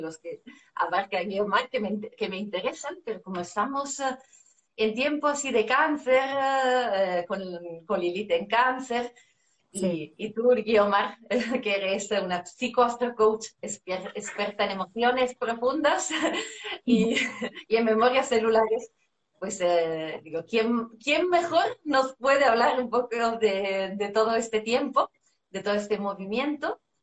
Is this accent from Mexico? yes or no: no; Italy; Spanish is a second language; now in Spain; como italiana en España